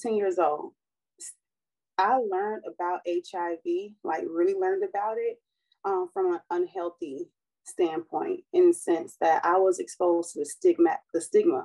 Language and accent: English; Fort Lauderdale, Florida, United States; I was born and raised in Fort Lauderdale, Florida